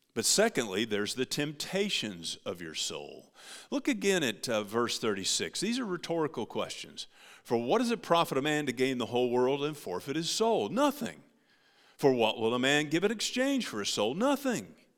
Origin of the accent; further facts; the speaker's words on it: United States; As American Christians